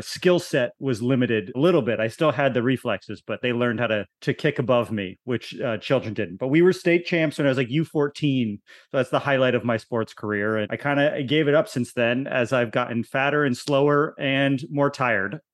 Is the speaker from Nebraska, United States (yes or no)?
no; Connecticut, United States; I grew up in Connecticut